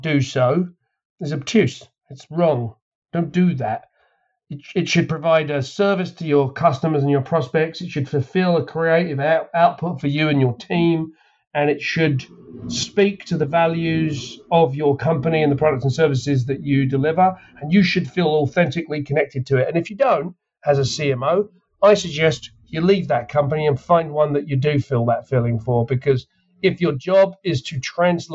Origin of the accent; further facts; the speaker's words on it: England, United Kingdom; I'm from England